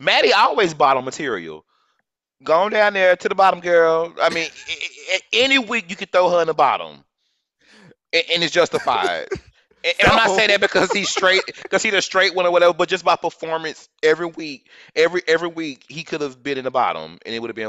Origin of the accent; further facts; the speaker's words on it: Dallas, Texas, United States; I'm from Dallas, Texas